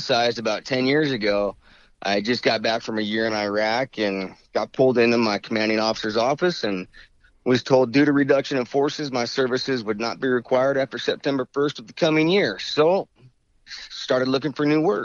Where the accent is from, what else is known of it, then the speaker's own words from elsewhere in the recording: Wyoming, United States; moved away as an adult; now in California, United States; I'm from Wyoming, born and raised there.